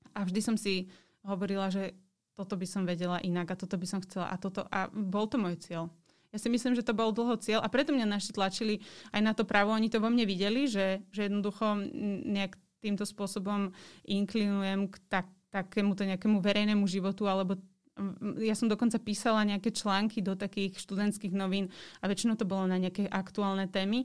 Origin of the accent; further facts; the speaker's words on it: Žilina, Žilina Region, Slovakia; moved away as an adult; now in Bratislava, Slovakia; som vyrastala v Žiline